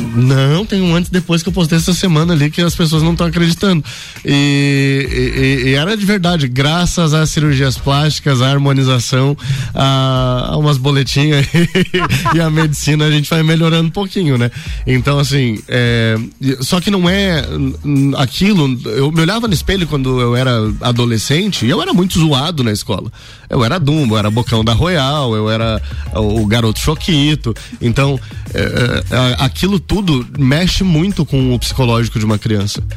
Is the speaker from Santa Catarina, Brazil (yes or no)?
yes; Lages, Santa Catarina, Brazil; also born or lived in São Paulo; mas sou de Lages